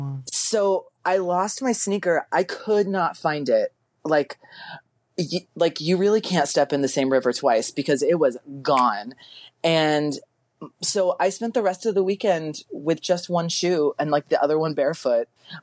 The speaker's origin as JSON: {"language": "English", "region": "Texas", "country": "United States", "moved": "yes", "said": "I'm from Texas originally."}